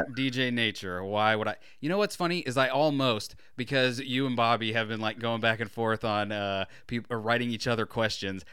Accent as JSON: {"language": "English", "region": "Florida", "country": "United States"}